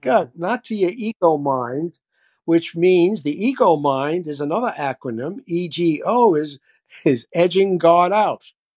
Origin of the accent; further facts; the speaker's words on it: New York City, New York, United States; now in Florida, United States; I grew up in the South Bronx. I grew up in the hood.